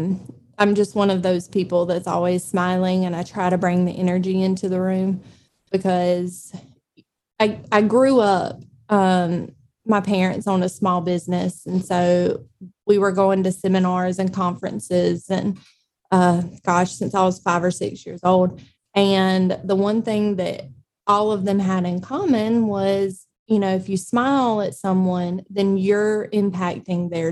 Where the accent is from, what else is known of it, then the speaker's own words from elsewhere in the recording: Eastman, Georgia, United States; also born or lived in Savannah, Georgia; I'm originally from Dodge County here in Eastman